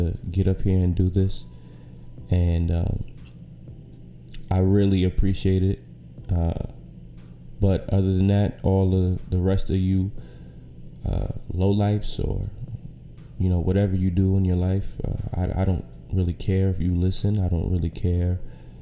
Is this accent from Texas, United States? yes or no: no; New York City, New York, United States; also born or lived in Syracuse, New York; I'm from right here, from Brooklyn, New York. Grew up here